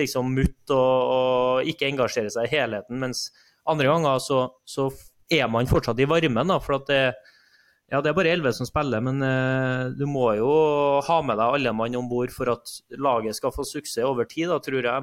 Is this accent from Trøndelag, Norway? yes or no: yes; Trondheim, Trøndelag, Norway; jeg er oppvokst i Trondheim